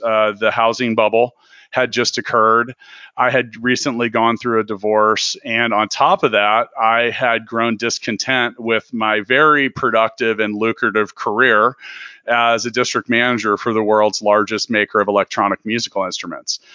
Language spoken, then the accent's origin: English; Kansas City, United States; I'm from Kansas City.